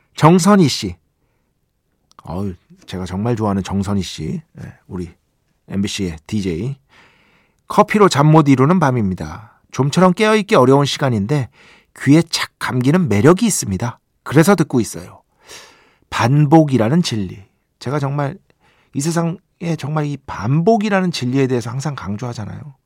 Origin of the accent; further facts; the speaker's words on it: Seoul, South Korea; 제가 중학교 때까지 이제 용산구에 살았잖아요. 중학교 때까지